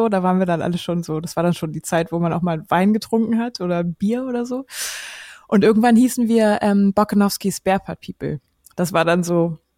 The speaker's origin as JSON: {"language": "German", "region": "Hamburg", "country": "Germany", "said": "also wie gesagt … ich komme aus Hamburg."}